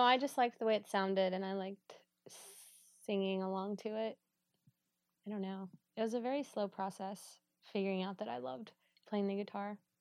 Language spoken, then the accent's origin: English; Georgia, United States; moved away as an adult; now in Pittsburgh, United States; I'm from Georgia.